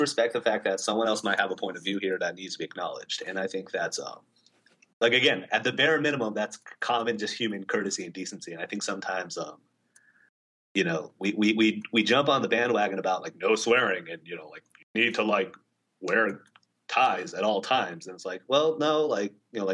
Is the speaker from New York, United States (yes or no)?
no; California, United States; now in East Coast, United States; I'm from California originally.